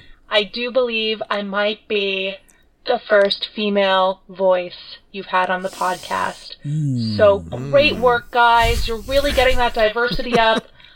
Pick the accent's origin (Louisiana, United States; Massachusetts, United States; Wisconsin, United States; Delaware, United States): Massachusetts, United States; moved away as an adult; now in Ireland; So as an Irish American myself, this topic is really near and dear to my heart. I grew up in the ground zero of Irish American assholes, which is Massachusetts. Mm-hmm. And for the last 5 years, I've been living in Ireland.